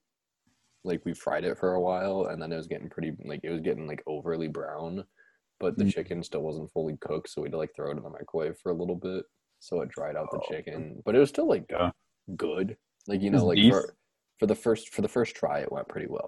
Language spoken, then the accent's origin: English; Nebraska, United States; I'm from Nebraska, but we're not that hick